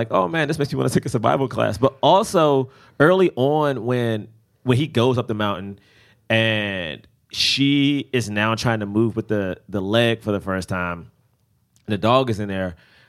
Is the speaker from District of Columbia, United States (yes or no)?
yes; Washington, District of Columbia, United States; Oh, step on the way from Southeast D.C.